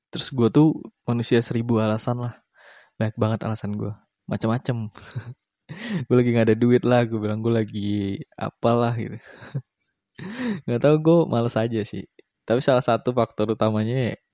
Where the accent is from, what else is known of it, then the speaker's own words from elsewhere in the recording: Semarang, Central Java, Indonesia; now in Surabaya, Indonesia; gue tuh kuliah di salah satu kampus di kota Surabaya. Gue aslinya Semarang sih, di sini gue ngekos.